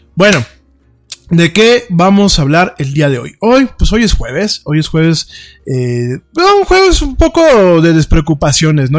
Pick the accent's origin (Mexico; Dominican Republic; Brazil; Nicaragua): Mexico; also born or lived in Spain; yo como mexicano